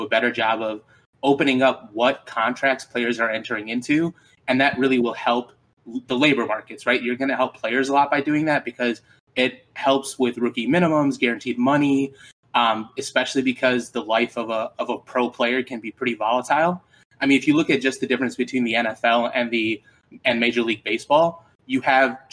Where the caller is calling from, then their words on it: Chicago, Illinois, United States; I'm calling from Chicago, Illinois